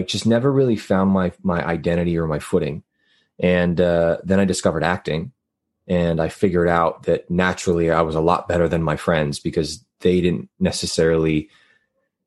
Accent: Laredo, Texas, United States; now in Los Angeles, United States; I'm from the Texas-Mexico border, a little city called Laredo, which is right on, like when I say on the border, I mean like I can look outside and see Mexico from my house

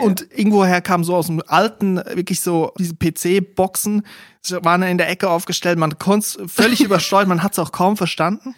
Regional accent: Aargau, Switzerland; dort, wo ich aufgewachsen bin, Kanton Aargau

